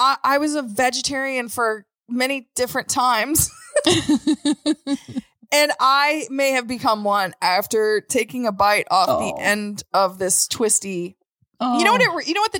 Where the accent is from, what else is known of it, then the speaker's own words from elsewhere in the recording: Cincinnati, Ohio, United States; And I'm from Cincinnati, you know?